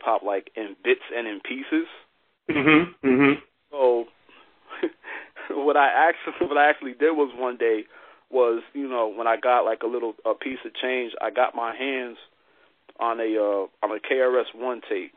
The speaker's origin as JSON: {"language": "English", "town": "Albany", "region": "New York", "country": "United States", "tie": "born or raised there", "said": "In the area where I grew up in upstate New York, I'm actually in the capital. I'm in Albany, New York."}